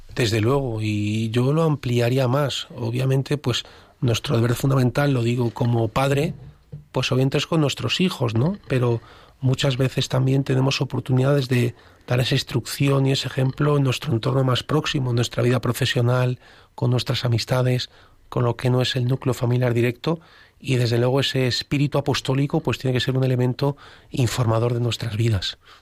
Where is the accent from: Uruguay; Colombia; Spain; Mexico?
Spain; Alcázar de San Juan, Castilla-La Mancha; yo soy de Alcázar de San Juan